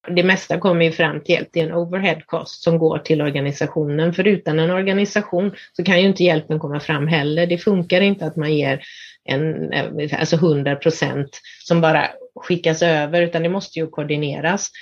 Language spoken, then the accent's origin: Swedish; Sweden; moved away as an adult; jag är hemma i Sverige